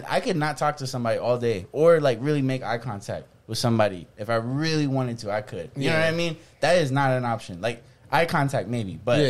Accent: Florida, United States; we're from Florida

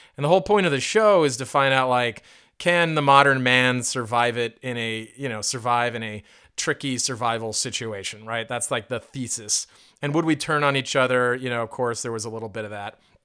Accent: California, United States; moved away as an adult; also born or lived in Indiana; I went to Indiana University after growing up in California and then traveling around, a lot over the years

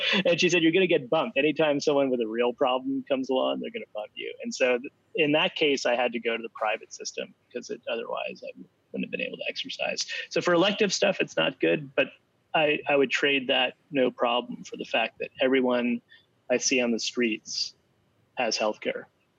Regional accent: New Jersey, United States; accent: Jersey; I'm American originally. Oh. So I'm from New Jersey originally. And I can pull out the Jersey accent.

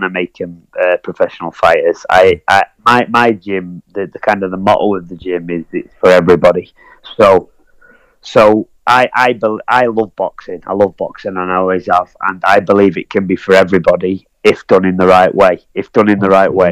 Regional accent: Blackpool, North West England, United Kingdom; my hometown of Blackpool

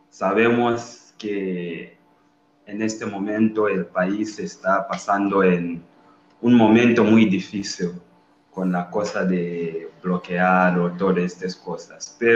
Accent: Zambia; Spanish is a second language; Allá en mi país, estudiar medicina, la gente solo que pueden son los ricos la gente que tiene mucho dinero

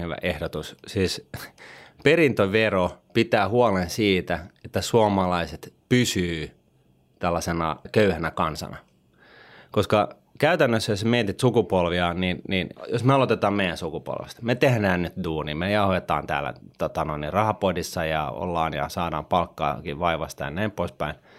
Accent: Finland; Me kun vielä kasvettiin niin kuin Suomessa

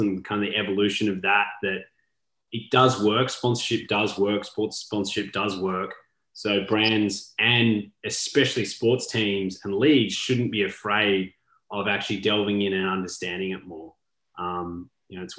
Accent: Australia; now in United States; I'm an Australian living in the US

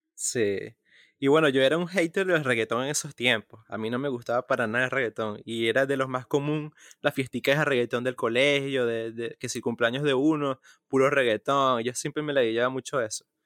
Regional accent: Maracaibo, Zulia, Venezuela; also born or lived in Caracas; yo pasé mi niñez en Maracaibo, la mayor parte, a partir de los seis años.

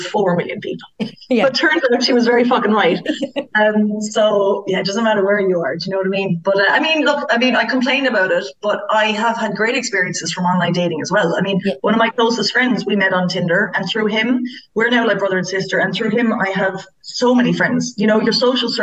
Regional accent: Ireland; as Irish girls

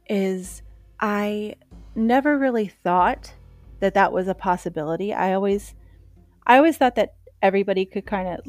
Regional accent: Pennsylvania, United States; I came from Pennsylvania.

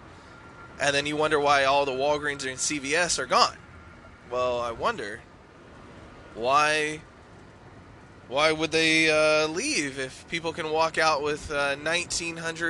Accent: Texas, United States; Being a Texan

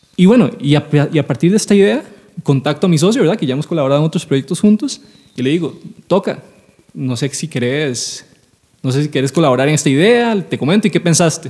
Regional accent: San José, Costa Rica; nosotros somos de San José

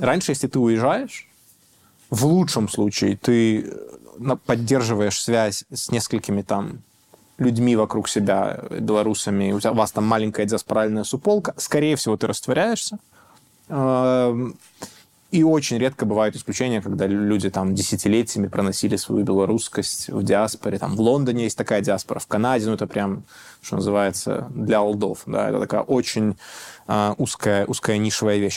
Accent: Belarus; moved away; мы, белорусы

